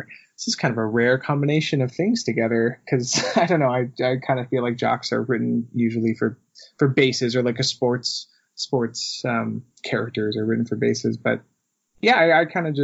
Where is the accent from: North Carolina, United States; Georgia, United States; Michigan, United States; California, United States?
California, United States; Yorba Linda; born and raised in Orange County, Yorba Linda, California.